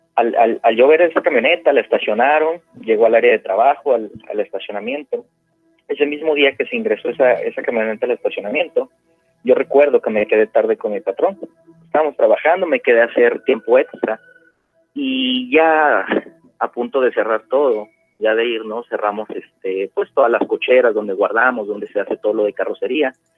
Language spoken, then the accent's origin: Spanish; Puebla, Mexico; now in Phoenix, United States; yo soy nacido en Puebla, soy poblano.